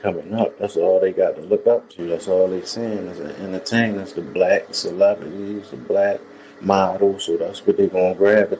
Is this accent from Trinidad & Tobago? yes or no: no; Baltimore, Maryland, United States; I'm from West Baltimore. I mean, shit, I was raised all around the city, so, I ain't just one spot for me.